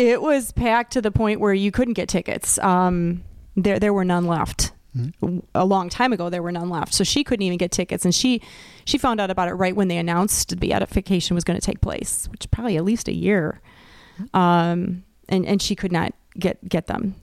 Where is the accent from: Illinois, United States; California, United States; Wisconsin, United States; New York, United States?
Wisconsin, United States; I'm from Wisconsin too